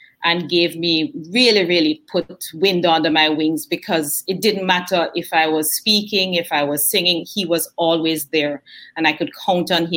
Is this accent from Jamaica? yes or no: yes; Jamaica; moved away as an adult; also born or lived in Kingston, Jamaica / Montego Bay, Jamaica; now in United States; Born in Kingston, raised in Mandeville and Montego Bay, went back to Kingston for college